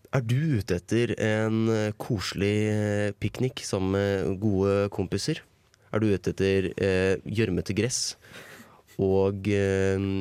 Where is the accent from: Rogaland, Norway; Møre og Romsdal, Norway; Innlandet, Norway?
Innlandet, Norway; Toten; jeg tenker på hjemme på Toten